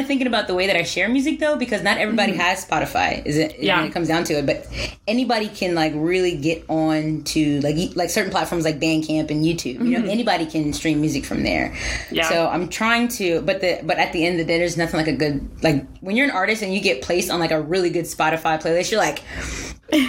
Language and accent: English; Southern Delaware, United States; growing up in Southern Delaware, I listened to a lot of gospel